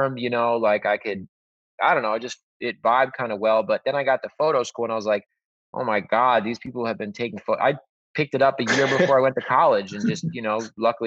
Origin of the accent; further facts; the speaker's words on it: the Hamptons, Long Island, New York, United States; I grew up in the Hamptons on Long Island